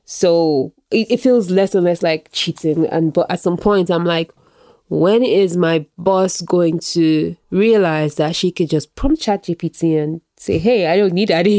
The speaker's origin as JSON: {"language": "English", "country": "Nigeria", "tie": "born or raised there", "moved": "yes", "said": "I grew up in Nigeria."}